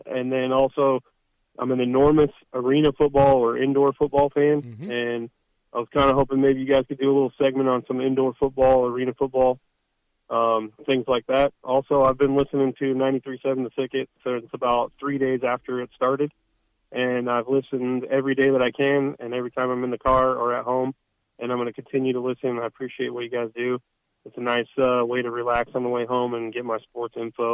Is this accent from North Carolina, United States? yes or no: no; North Idaho, United States; I grew up in North Idaho